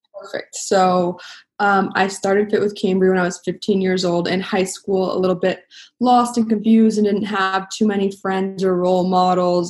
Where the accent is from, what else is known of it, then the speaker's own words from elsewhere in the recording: Los Angeles, California, United States; My dad is a famous actor, and so I grew up like in Hollywood